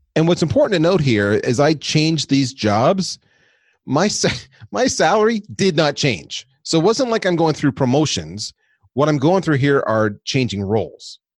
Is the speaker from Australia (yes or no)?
no; Canada; moved away as an adult; also born or lived in United States; I'm Canadian, so I took a job in the U S